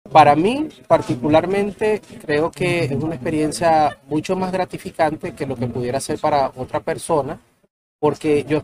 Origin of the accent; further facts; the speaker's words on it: Venezuela; now in Colombia; eh, yo soy venezolano, jugado financiero, he trabajado con el mundo de las criptomonedas de hace ya seis años. Eh, estoy residenciado en Colombia